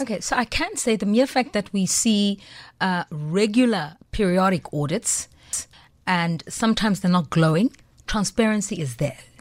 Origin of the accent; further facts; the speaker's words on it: Soweto, Gauteng, South Africa; I'm from Soweto